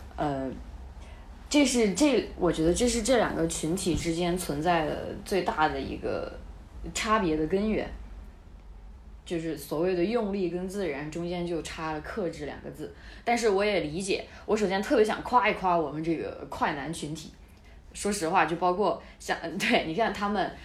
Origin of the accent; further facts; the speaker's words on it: Sichuan, China; 作为一个四川人